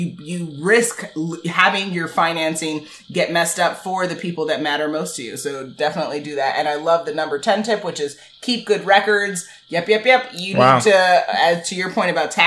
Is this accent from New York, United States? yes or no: yes; New York, United States; being that we're from New York